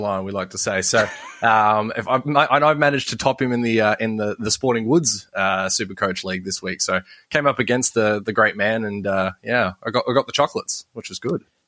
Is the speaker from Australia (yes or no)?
yes; Sydney, New South Wales, Australia; I was born in Borkham Hills, so technically I'm a Parramatta boy.